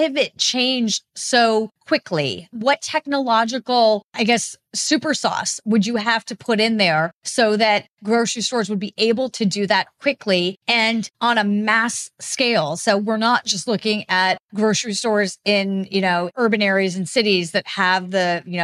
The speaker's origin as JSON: {"language": "English", "town": "Albuquerque", "region": "New Mexico", "country": "United States", "tie": "born or raised there", "moved": "yes", "said": "I'm from Albuquerque, New Mexico. My mom lives I grew up in a pretty rural part of Albuquerque."}